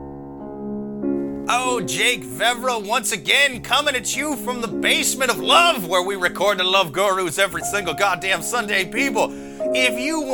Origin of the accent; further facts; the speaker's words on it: Iowa, United States; my family were Cubs fans growing up, but, like, we're from Iowa